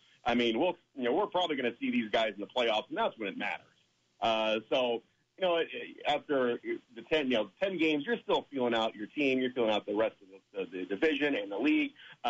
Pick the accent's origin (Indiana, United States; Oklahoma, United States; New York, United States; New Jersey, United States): Indiana, United States; Fort Wayne; I'm a fan. I'm from Fort Wayne. This is my team. I'm a Comet through and through.